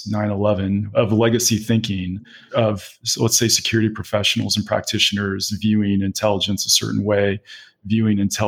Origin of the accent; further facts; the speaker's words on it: Chicago, Illinois, United States; I'm from Chicago.